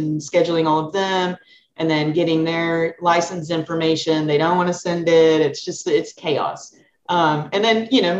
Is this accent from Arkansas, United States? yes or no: yes; Sherrill, Arkansas, United States; moved away as an adult; now in San Francisco Bay Area, United States; I'm from Arkansas, a really small town called Sherrill, 126 population